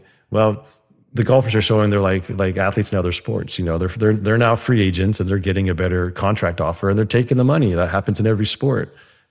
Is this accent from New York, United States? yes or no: no; Pebble Beach, California, United States; my hometown tournament is the Pebble Beach Pro-Am